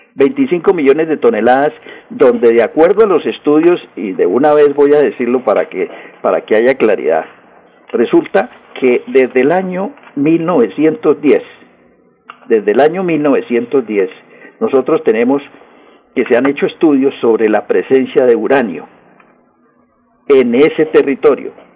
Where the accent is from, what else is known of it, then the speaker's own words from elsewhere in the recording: Colombia; somos nosotros los colombianos